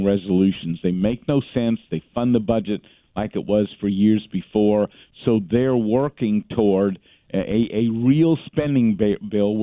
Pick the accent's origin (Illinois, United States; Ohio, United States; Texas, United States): Texas, United States; as a Texan